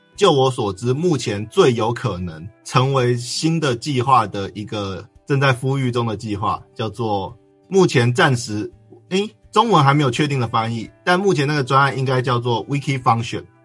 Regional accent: Sanxia, New Taipei, Taiwan; 我就是三峡那边土生土长的人

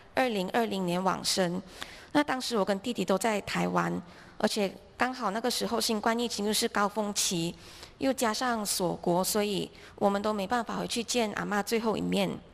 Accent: George Town, Penang, Malaysia; moved away as an adult; also born or lived in Hualien, Taiwan; now in Taiwan; 我是来自槟城，马来西亚。那我的家庭是一家五口，我有一个姐姐，然后有一个弟弟

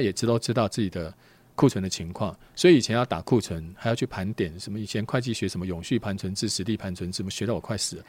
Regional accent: Taiwan; 我们台湾人本来风险因素就比较高一些

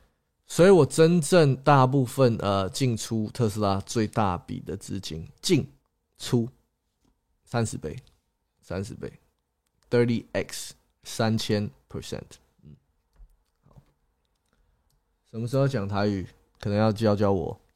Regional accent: Singapore; also born or lived in Taiwan / England / Scotland; 台湾出生，OK，新加坡、英国、新加坡、英格兰、苏格兰长大，

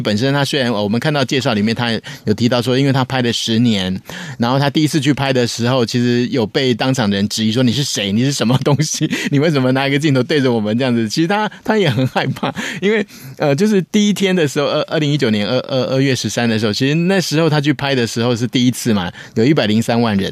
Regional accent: Taiwan; 我作为我台湾人

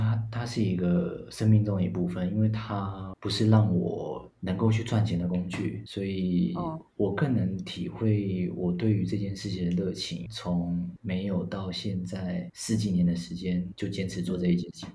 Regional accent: Taipei, Taiwan; also born or lived in Linkou District; 我是在台北出生长大，那我现在的住在林口区这边

